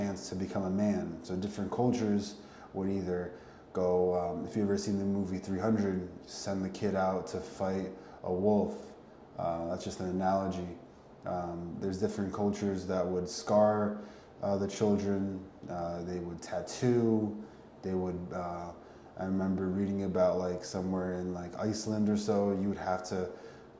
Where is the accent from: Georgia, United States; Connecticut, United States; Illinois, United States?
Connecticut, United States; Ended up moving back to Connecticut, my hometown